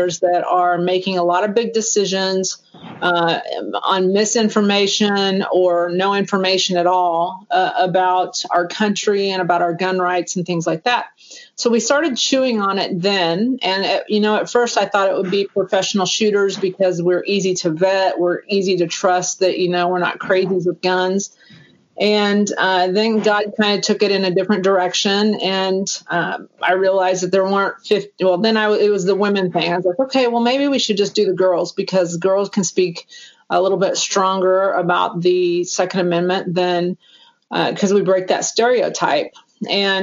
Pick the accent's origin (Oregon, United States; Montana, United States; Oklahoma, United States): Oklahoma, United States; Tulsa; I'm from Tulsa, Oklahoma